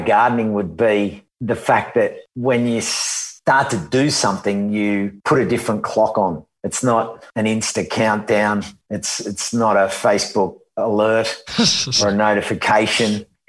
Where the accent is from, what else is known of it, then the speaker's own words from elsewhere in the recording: Sydney, New South Wales, Australia; I was born in Sydney, in Darlinghurst at the St. Margaret's Hospital there. And then I grew up in Bondi. And then it was interesting because I took my first steps on my godfather's farm out at near Mudgee in a place called Bylong